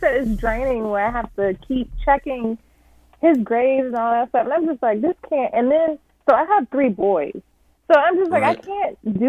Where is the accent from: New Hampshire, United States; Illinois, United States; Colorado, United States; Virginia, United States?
Virginia, United States; Stafford; moved away; I was raised there. Well, I'm in North Bay